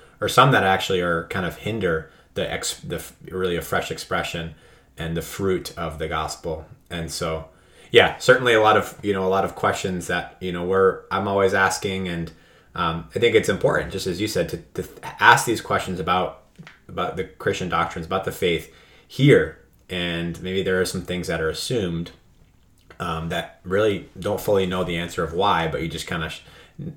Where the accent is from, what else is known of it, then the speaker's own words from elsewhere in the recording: New England, United States; growing up in New England